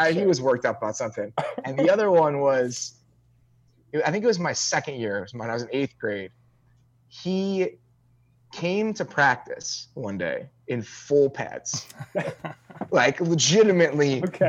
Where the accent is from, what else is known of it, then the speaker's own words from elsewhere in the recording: Barrington, Illinois, United States; I'm from Barrington, Illinois. It's a very big area, like geographically.